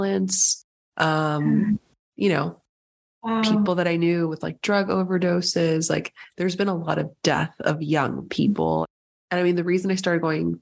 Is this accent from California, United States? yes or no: yes; San Diego, California, United States; moved away as an adult; also born or lived in upstate New York; I'm from San Diego, but I went to school in upstate New York